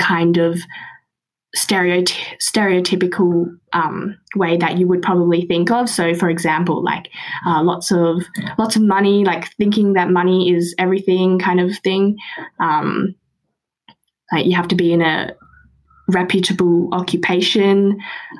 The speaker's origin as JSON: {"language": "English", "country": "Australia", "tie": "born or raised there", "said": "born and raised in Australia"}